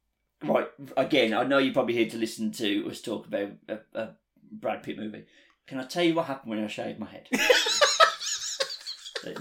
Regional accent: England, United Kingdom; how we're doing as English people.

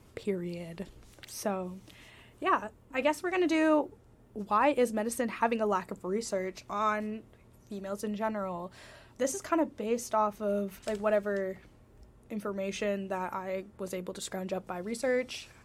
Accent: Washington, United States; I'm from Washington State

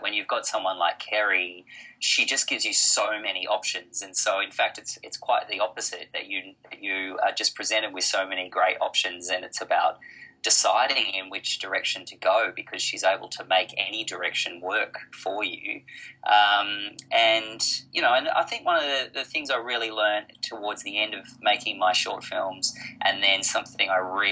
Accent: Blue Mountains, outside Sydney, New South Wales, Australia; now in Melbourne, Australia; I grew up in the Blue Mountains outside of Sydney

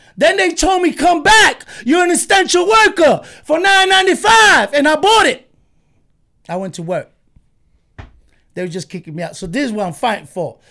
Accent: New York City, New York, United States; we moved from Warwick by Highland Park to East New York right there by Pinckney and Euclid.

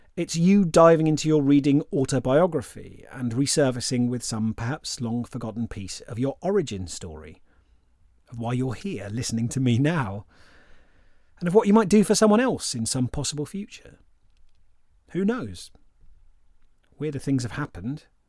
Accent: England, United Kingdom; I'm English

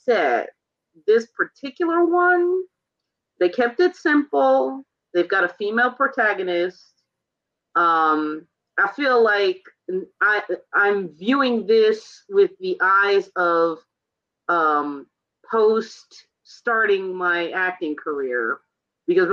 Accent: New York, United States; I'm New York born and raised

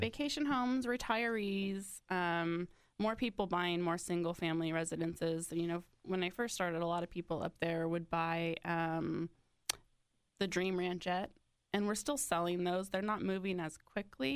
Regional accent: Mendocino County, California, United States; moved away as an adult; I'm originally from Northern California.

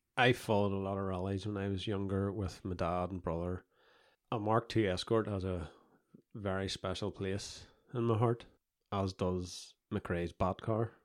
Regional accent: Comber, Northern Ireland, United Kingdom; I'm from a town called Comber, which is in County Down, Northern Ireland

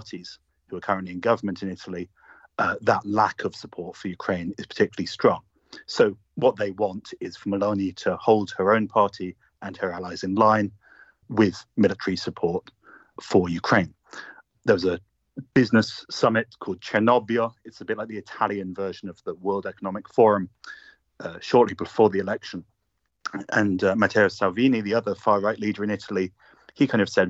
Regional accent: United Kingdom; as you'll guess from my accent, I'm British myself.

